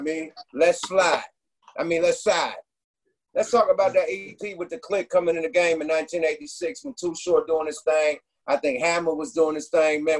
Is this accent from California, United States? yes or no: yes; the Ville, California, United States; I'm from the Ville